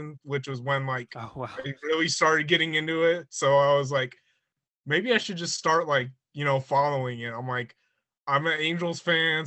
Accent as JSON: {"language": "English", "town": "San Bernardino", "region": "California", "country": "United States", "said": "I'm California, Southern California, more specifically. Live in the San Bernardino area"}